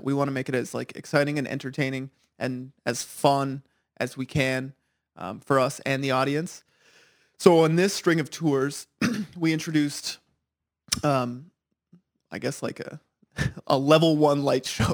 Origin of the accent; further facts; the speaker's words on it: Ottawa, Ontario, Canada; I'm from Ottawa, I live there.